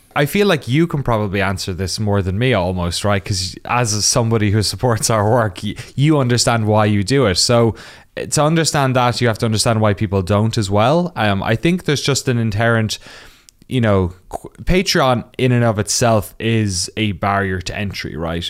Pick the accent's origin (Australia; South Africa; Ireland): Ireland; Waterford, Munster; moved away as an adult; also born or lived in Cork; now in United States; I'm from the southeast of Ireland, a little town called Waterford